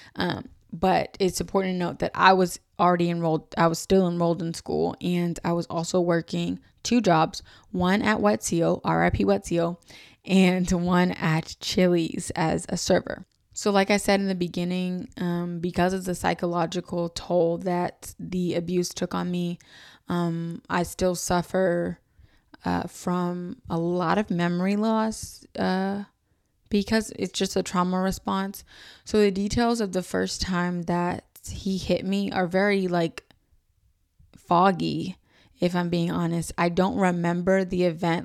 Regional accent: New York City, New York, United States; I was from New York City

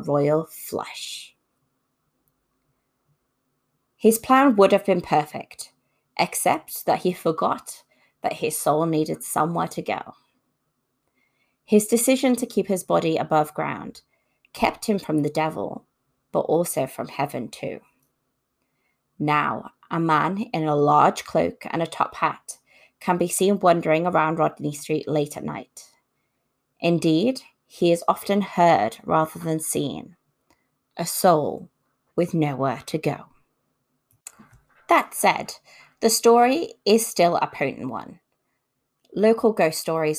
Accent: Liverpool, North West England, United Kingdom; Liverpool, my hometown.

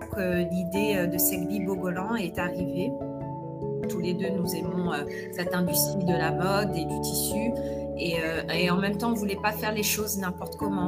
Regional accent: Paris, Île-de-France, France; moved away as an adult; also born or lived in United States / Nigeria; now in Accra, Ghana; je suis d'origine guinéenne mais j'ai grandi à Paris

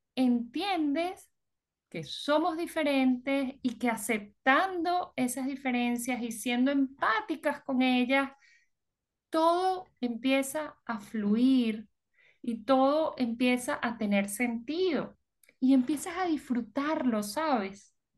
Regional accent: Venezuela; moved away; also born or lived in United States / Peru / Puerto Rico; nosotros cuando salimos de Venezuela

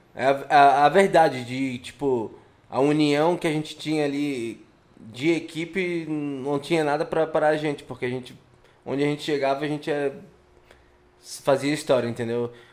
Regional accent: Florianópolis, Santa Catarina, Brazil; Querendo ou não, eu sou manezinho

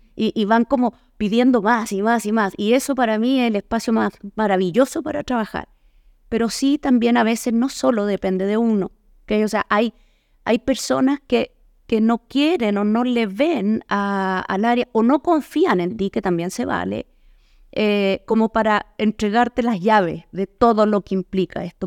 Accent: Chile; moved away as an adult; now in Mexico; Yo soy chilena eh, y vivo ya en México hace 11 años.

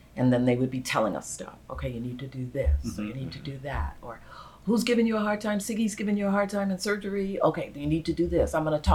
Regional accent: Brooklyn, New York, United States; In Brooklyn, New York.

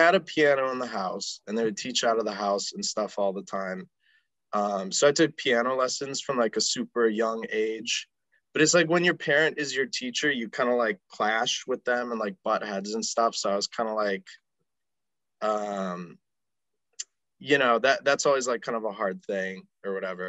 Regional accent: West Bend, Wisconsin, United States; now in Milwaukee, United States; I'm from West Bend, which is like 40 minutes north of here

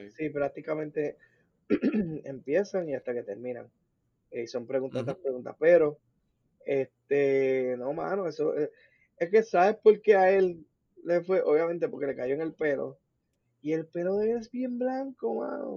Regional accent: Puerto Rico; Nosotros somos cultura puertorriqueña, slash hispana, latina y, americana

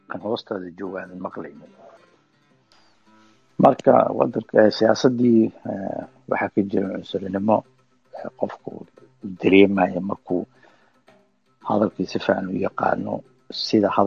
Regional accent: Somalia; now in Kristiansand, Norway

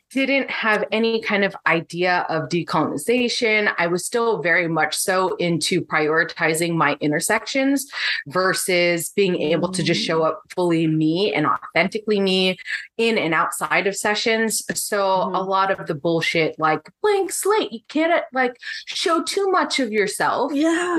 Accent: San Diego, California, United States; moved away as an adult; now in Menifee, United States; I grew up in San Diego. I am now in the Menifee area

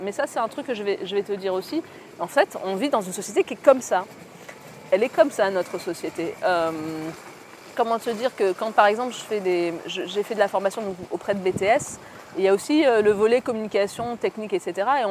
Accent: Orléans, Centre-Val de Loire, France; also born or lived in Aix-en-Provence / Algiers; Je suis à Orléans, je suis d'Orléans et j'ai fait mes études avec Aix-en-Provence qui est hyper loin

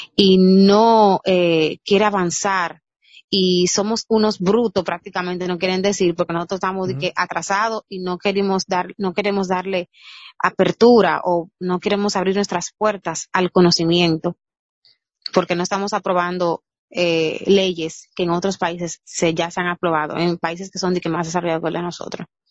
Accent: Dominican Republic; nosotros como dominicanos

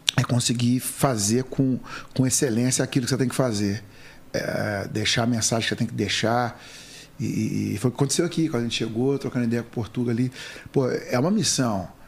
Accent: Passos, Minas Gerais, Brazil; nasci em uma família muito humilde no interior de Minas Gerais

